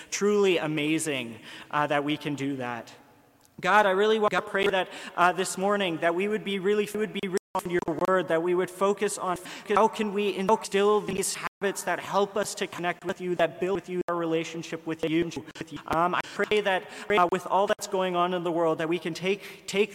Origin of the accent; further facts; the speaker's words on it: Ottawa, Ontario, Canada; moved away as an adult; now in Kingston, Canada; I'm from Ottawa